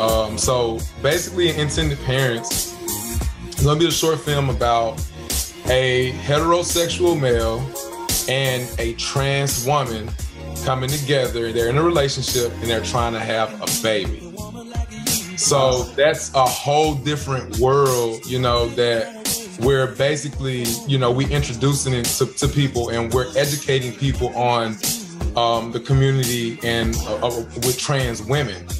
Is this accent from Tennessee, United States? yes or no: yes; Memphis, Tennessee, United States; moved away as an adult; now in Los Angeles, United States; being in Memphis in my hometown